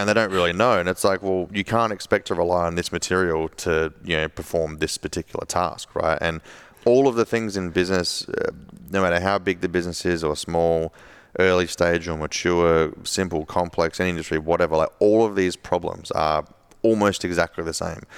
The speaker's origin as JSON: {"language": "English", "town": "Adelaide", "region": "South Australia", "country": "Australia", "tie": "born or raised there", "said": "my hometown in Adelaide"}